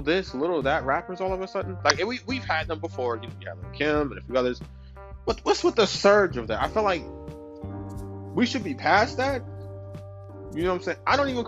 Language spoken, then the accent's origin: English; New York, United States; New York, I'm from New York